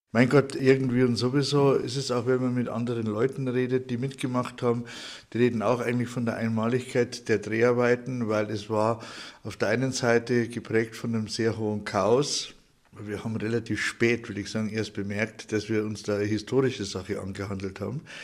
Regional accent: Markt Schwaben, Bavaria, Germany; ich bin in Marktschwaben geboren

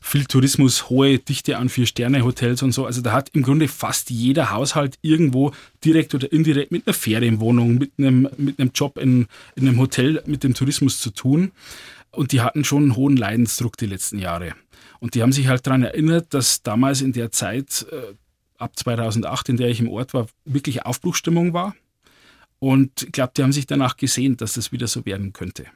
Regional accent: Lower Bavaria, Germany

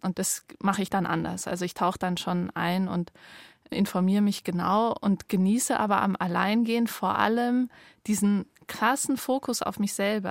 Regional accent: Bavaria, Germany; also born or lived in Munich; ich bin nicht im Allgäu aufgewachsen, auch in Bayern

